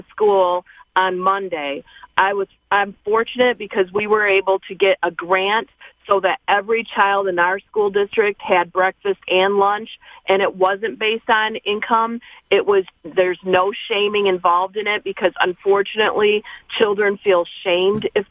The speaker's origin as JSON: {"language": "English", "area": "Eaton County", "region": "Michigan", "country": "United States", "said": "I am from Eaton County, Michigan"}